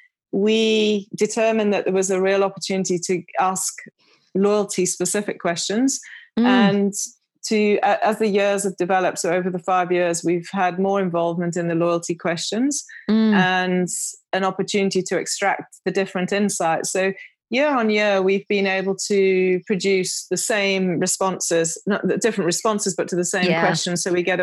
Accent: United Kingdom; accent: British; now in South Africa; Often confuses people in South Africa because they're expecting a South African accent and I'm very British.

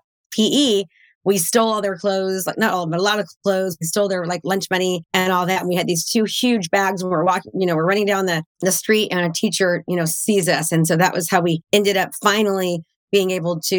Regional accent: Concord, California, United States; now in Brentwood, United States; I grew up in Concord, California, and I live in Brentwood, California now

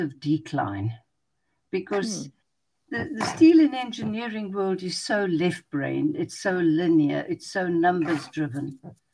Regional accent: Pretoria, Gauteng, South Africa; moved away as an adult; also born or lived in Johannesburg; now in Cape Town, South Africa; I was born in Pretoria, which is in the northern part of the country, but I've spent the greater part of my adult life in this part of the world.

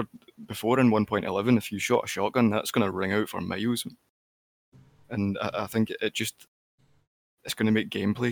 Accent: Scotland, United Kingdom; I'm definitely not Canadian. I'm from Scotland.

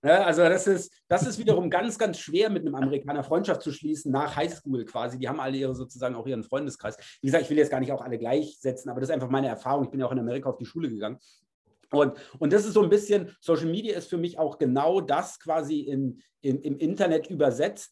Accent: Germany; ich bin Deutscher

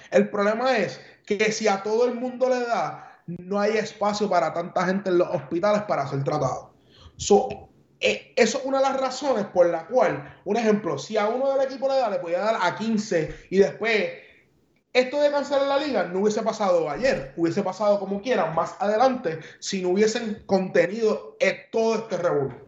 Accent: San Juan, Puerto Rico; now in United States; soy de San Juan y soy cangrejero hasta la muerte

